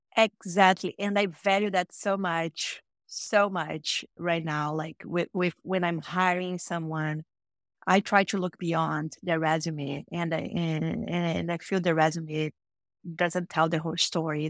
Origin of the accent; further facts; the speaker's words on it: Rio de Janeiro, Brazil; moved away as an adult; now in United States; I'm, I'm, I'm from Brazil, so I was born and raised in a city called Rio de Janeiro in Brazil